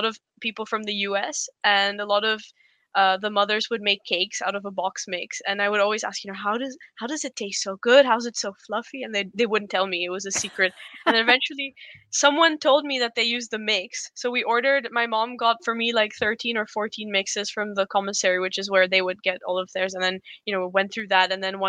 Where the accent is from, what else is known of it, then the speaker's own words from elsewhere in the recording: Poland; moved away as an adult; also born or lived in India; So I was born in India, and then we moved to Poland when I was 6 for my dad's work, and then they loved it. So they ended up staying there, and I went to an international school, and then I moved to the Netherlands to study